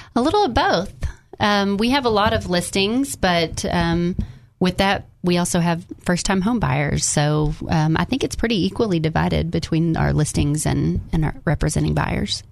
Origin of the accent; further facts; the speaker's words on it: Jacksonville, Arkansas, United States; now in North Little Rock, United States; I'm originally from Jacksonville. We live in North Little Rock